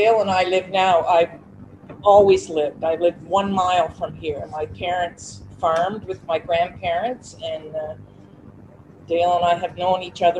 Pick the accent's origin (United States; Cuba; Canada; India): Canada; Cornwall, Ontario; now in South Mountain, Canada; I was born in Cornwall, Ontario, on the 26th of July, 1952.